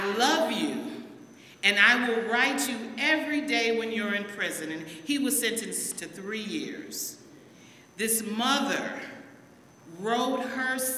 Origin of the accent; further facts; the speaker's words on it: United States; my father and my mom moved up here, and I was raised in Gratiot Avenue